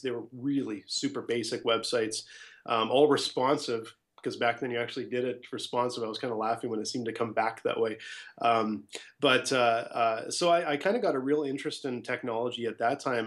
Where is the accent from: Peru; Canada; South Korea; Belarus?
Canada; Edmonton, Alberta; also born or lived in Ottawa / Scottsdale, Arizona; I'm from Edmonton, Alberta